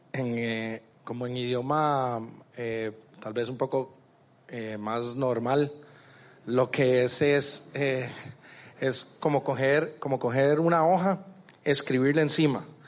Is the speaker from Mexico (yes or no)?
no; Costa Rica; moved away as an adult; now in Medellín, Colombia; soy de Costa Rica, pero en, noviembre me vine para acá, para Medellín